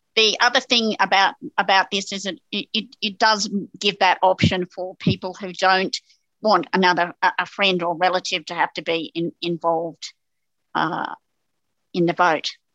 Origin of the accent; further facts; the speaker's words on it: New South Wales, Australia; I'm from New South Wales